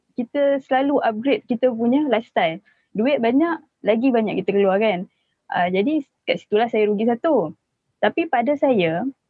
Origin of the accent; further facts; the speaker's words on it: Penang, Malaysia; moved away as an adult; also born or lived in Johor; saya asal Penang. Saya memang asal Penang.